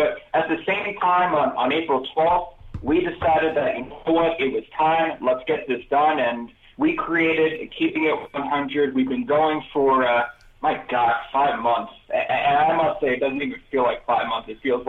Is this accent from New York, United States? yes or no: yes; New York, United States; moved away as an adult; now in Denver, United States; I'm from New York, but I moved out to Denver, Colorado about 7 years ago